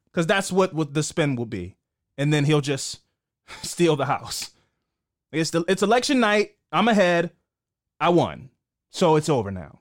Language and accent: English; Baltimore, Maryland, United States; I'm from East Baltimore, so I don't have any family in those parts